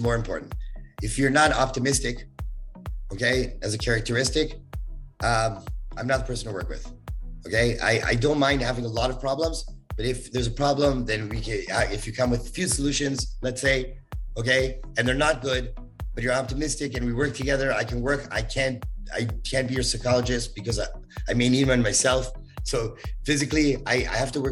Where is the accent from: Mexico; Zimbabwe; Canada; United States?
Canada; I'm too Canadian